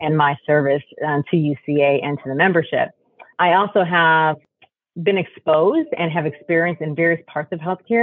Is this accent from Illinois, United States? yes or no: yes; Chicago, Illinois, United States; now in Dallas, United States; I'm originally from Chicago